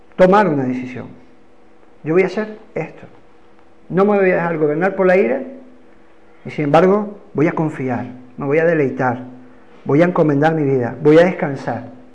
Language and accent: Spanish; Canary Islands, Spain; accent: Canarian; Hoy vuelvo al ritmo canario